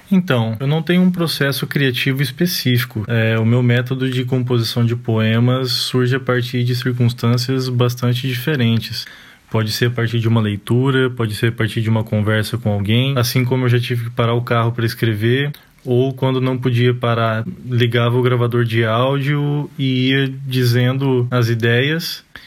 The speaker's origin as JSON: {"language": "Portuguese", "town": "Arapongas", "region": "Paraná", "country": "Brazil", "tie": "born or raised there", "said": "Arapongas, que é minha cidade natal e atual"}